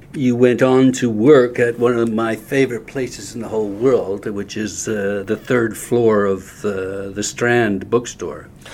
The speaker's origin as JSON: {"language": "English", "country": "Canada", "said": "I'm Canadian"}